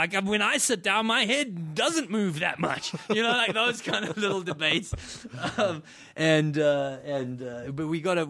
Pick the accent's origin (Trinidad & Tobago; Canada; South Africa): South Africa; I grew up in South Africa. It doesn't get cold there, you know.